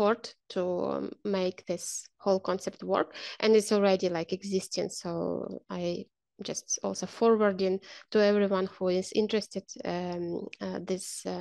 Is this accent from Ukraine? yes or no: yes; Ukraine; And I am from Ukraine.